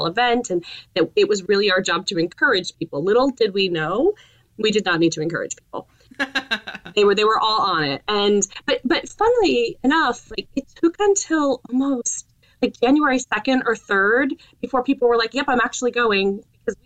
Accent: Northampton, Massachusetts, United States; my hometown, which is Northampton, Massachusetts

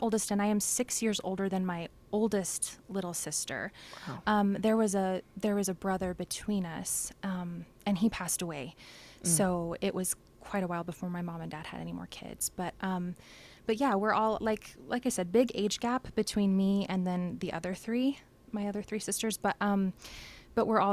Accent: Richfield, Utah, United States; also born or lived in Aurora, Utah / Colorado Springs / Germany; was born and raised in Richfield. I lived in Aurora, Utah, which is even smaller than Richfield for people who don't know. So till I was probably like, I don't know, maybe in the 3rd grade. And then my family moved to Richfield. Lived here forever, graduated from high school here.

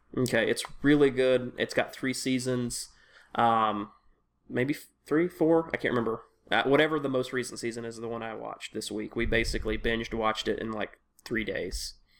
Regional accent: Tennessee, United States; I'm from Tennessee

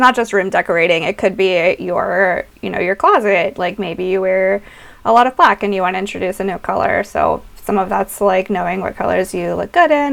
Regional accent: the South, United States; growing up in the South

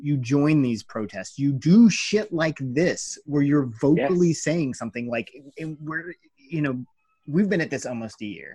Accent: United States; we're fucking American

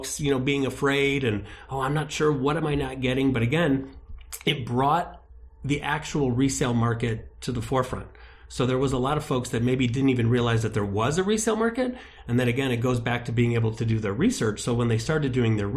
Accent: Munster, Indiana, United States; now in Orlando area, Florida, United States; Munster, Indiana

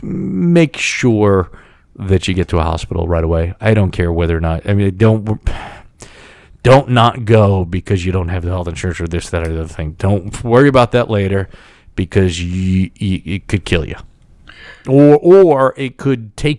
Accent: United States; some guy from the New York, New Jersey area

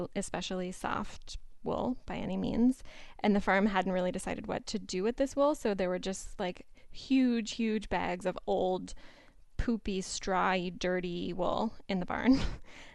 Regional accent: Pittsburgh, Pennsylvania, United States; moved away as an adult; now in Boston, United States; I grew up in Pittsburgh, Pennsylvania, and I've lived for the last 5 or 6 years in Boston

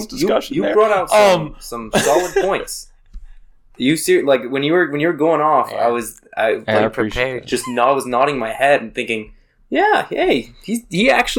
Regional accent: the South, United States; I'm from the South. We got lots of sayings.

